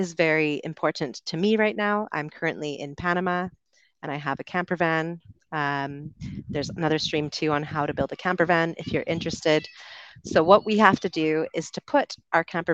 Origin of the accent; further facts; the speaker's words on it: Canada; moved away as an adult; also born or lived in United Kingdom; I'm from Canada originally, spent about 8 years living in the UK